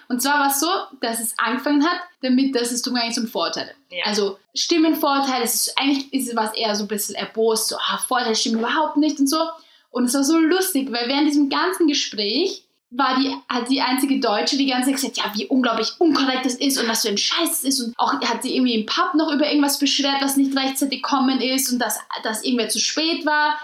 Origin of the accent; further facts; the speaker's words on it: Austria; moved away as an adult; now in Germany; ich bin aus Österreich